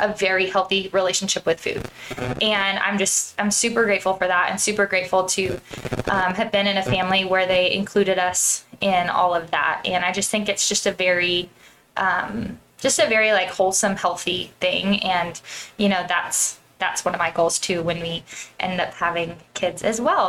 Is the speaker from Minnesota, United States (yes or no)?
no; Central California, United States; I grew up in Central California